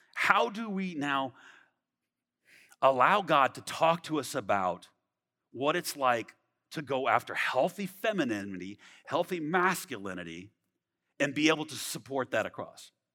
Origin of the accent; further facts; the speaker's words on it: Southern California, United States; moved away; I'm from California, Southern California. I was a skateboarder.